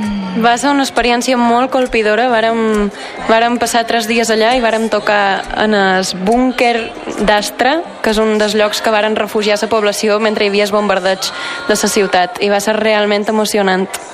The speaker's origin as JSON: {"language": "Catalan", "area": "Mallorca", "region": "Balearic Islands", "country": "Spain", "said": "jo som de Mallorca"}